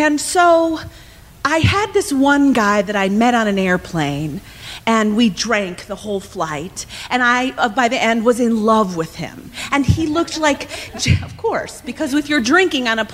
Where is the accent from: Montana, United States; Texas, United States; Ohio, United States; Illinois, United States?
Illinois, United States; Evanston; moved away as an adult; now in Los Angeles, United States; I'm from Chicago, actually from Evanston, but I have moved to Los Angeles